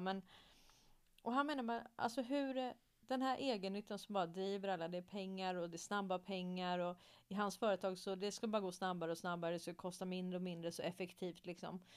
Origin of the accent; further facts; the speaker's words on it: Stockholm, Stockholm County, Sweden; Jag är uppväxt i Hässelby villastad i Stockholm